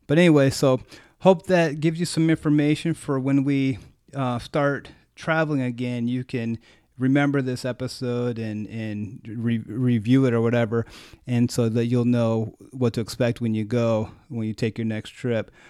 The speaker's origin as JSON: {"language": "English", "country": "United States", "said": "I was, like, American"}